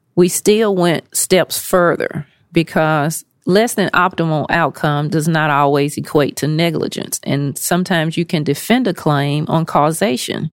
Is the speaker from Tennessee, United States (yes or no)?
yes; Nashville, Tennessee, United States; moved away as an adult; now in Memphis, United States; I am a native Nashvilleian and currently living in Memphis, Tennessee.